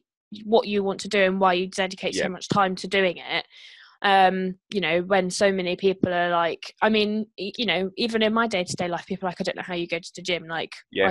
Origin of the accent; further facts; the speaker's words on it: United Kingdom; especially being British